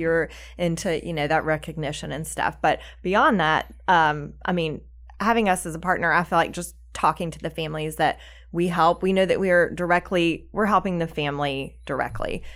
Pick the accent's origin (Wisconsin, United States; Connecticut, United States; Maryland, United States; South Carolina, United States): South Carolina, United States; now in Charlotte, United States; we're both from South Carolina